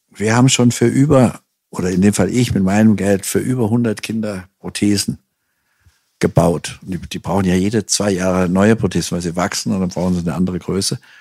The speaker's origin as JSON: {"language": "German", "town": "Hanau", "region": "Hesse", "country": "Germany", "tie": "born or raised there", "said": "Ich bin ja noch im Zweiten Weltkrieg auf die Welt gekommen, in Hanau"}